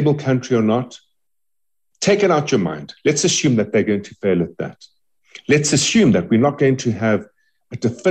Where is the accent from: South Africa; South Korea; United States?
South Africa; we as South Africans